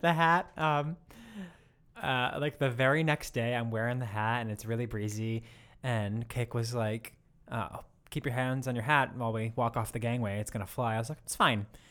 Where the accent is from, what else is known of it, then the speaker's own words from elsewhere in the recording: United States; accent: American; my American accent